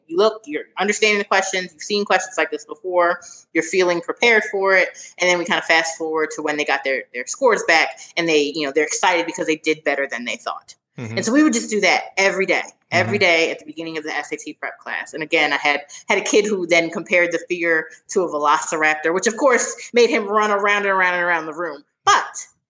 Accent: Philadelphia, Pennsylvania, United States; moved away as an adult; also born or lived in Washington, District of Columbia, United States; I'm from Philadelphia, so I went to high school in Philly, and then I was in DC for college

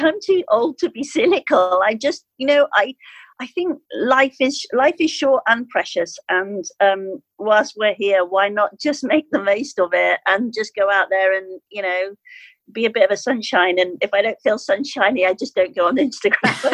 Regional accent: Skipton, Yorkshire and the Humber, United Kingdom; I arrived into my hometown of Skipton

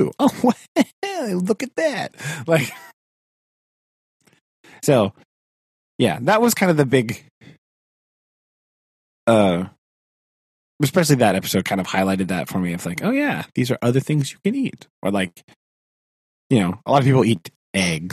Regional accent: United States; as an American

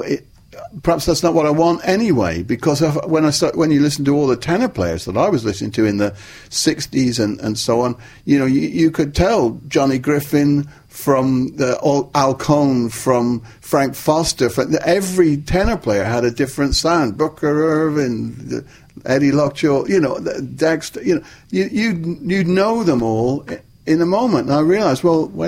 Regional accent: Plymouth, South West England, United Kingdom; Plymouth, my hometown, in the west of England

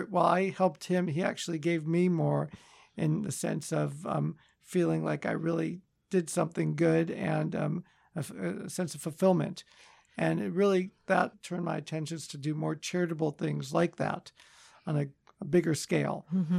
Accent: Los Angeles, California, United States; also born or lived in Chicago; So I was born in Chicago, but grew up in Los Angeles in the Valley.

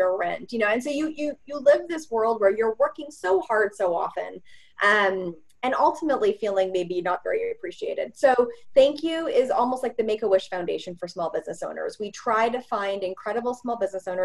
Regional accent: Edmonton, Alberta, Canada; I'm from Edmonton, Alberta, and I grew up in the 80s

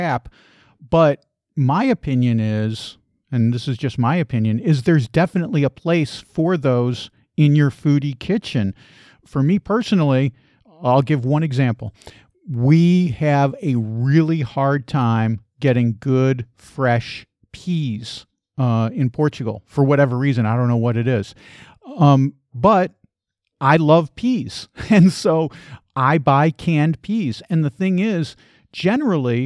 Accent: Chicago, Illinois, United States; I actually grew up in Chicago

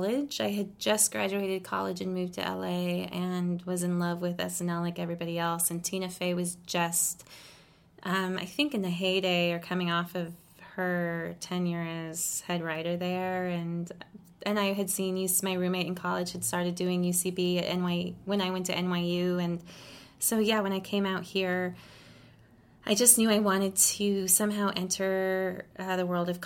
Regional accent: Los Angeles, California, United States; born there; Yeah, I was born in Los Angeles here. Actually, my family, I always get a little tripped up when I say this because I want to say one of the original families of L.A., but original white families of Los Angeles.

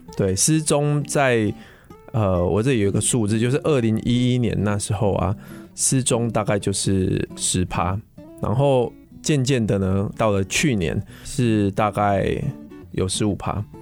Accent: Pingtung County, Taiwan; now in Taipei, Taiwan; 那个屏东，呃，就是我的故乡啦

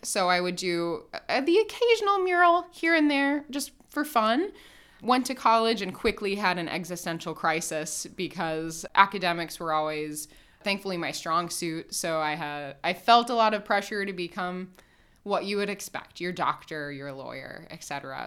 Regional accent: Indianapolis, Indiana, United States; I grew up in Indianapolis

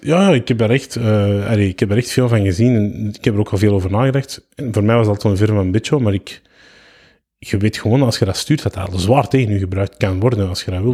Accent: Antwerp, Flanders, Belgium; also born or lived in Kempen; ik ben van Antwerpen.

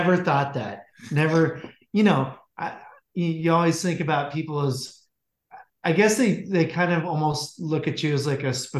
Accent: West Coast, United States; And I wouldn't say anything. I wouldn't let them know I was from the West Coast.

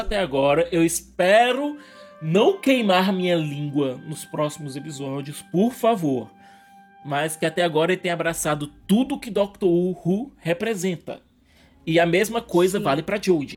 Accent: Northeast Region, Brazil; eu também sou nordestino

